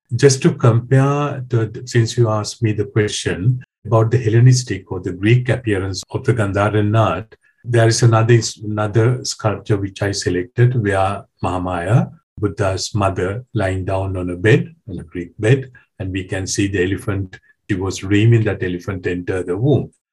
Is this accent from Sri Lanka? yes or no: yes; Sri Lanka; moved away as an adult; now in France; I was born in Sri Lanka. I did my preliminary studies there